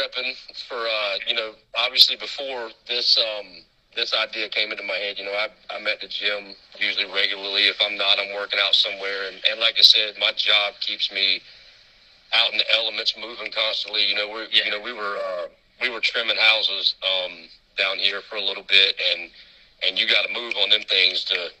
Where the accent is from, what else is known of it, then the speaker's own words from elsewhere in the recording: the South, United States; you're from Texas and I'm from the Bible Belt, so I know what you mean.